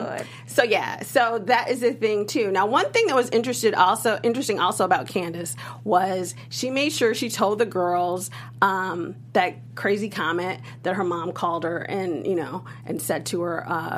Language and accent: English; Chicago, Illinois, United States; I'm from Chicago, so I'm from the Midwest